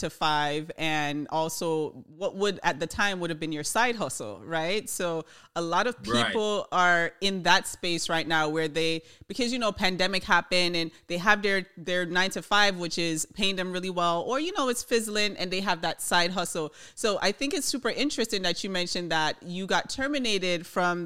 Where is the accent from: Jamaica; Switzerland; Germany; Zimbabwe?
Jamaica; we're from Jamaica